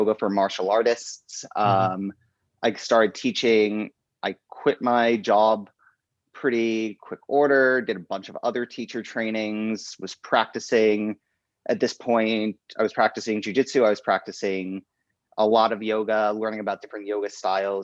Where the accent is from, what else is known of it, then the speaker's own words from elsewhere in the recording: Delaware, United States; moved away as an adult; also born or lived in New York / Florida; now in New York City, United States; I was born in New York, moved to Florida, moved to Delaware, that all before the time I was 10. So by the time I was like 10, I was in Delaware. I lived like in Delaware